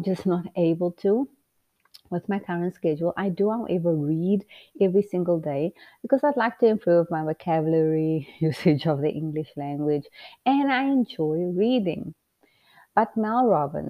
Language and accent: English; Port Elizabeth, Eastern Cape, South Africa; moved away as an adult; now in United States; You come from a small city town in South Africa called Port Elizabeth